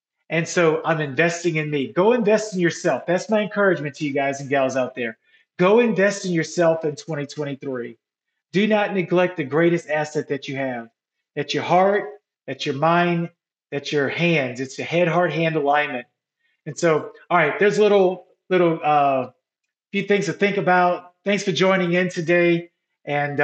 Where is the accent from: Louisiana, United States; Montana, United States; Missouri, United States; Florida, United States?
Louisiana, United States; New Orleans; moved away; my hometown of New Orleans